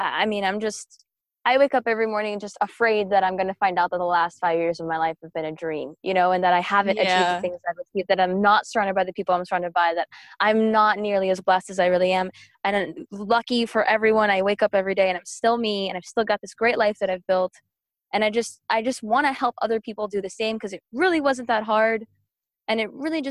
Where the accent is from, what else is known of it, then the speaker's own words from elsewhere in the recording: Miami, Florida, United States; moved away as an adult; now in Atlanta, United States; I grew up in Miami and I moved to Atlanta, Georgia.